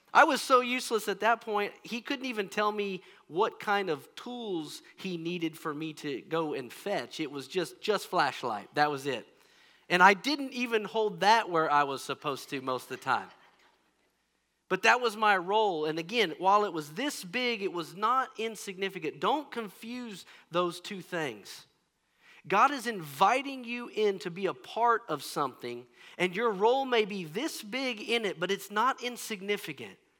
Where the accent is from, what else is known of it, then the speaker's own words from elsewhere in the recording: Kansas, United States; I'm mostly from Kansas, and things are pretty flat around here